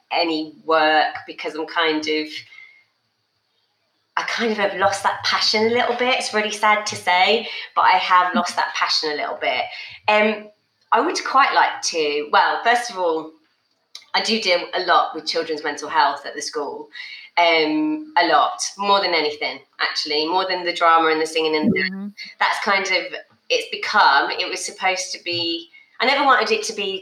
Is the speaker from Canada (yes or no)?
no; the North of England, United Kingdom; us Northern kids